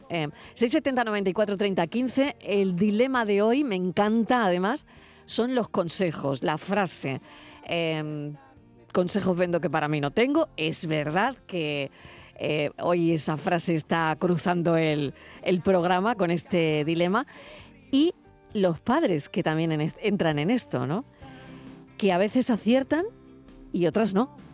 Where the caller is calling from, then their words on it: Almería, Andalusia, Spain; Hola, buenas tardes Mariló y acompañantes. … de Almería.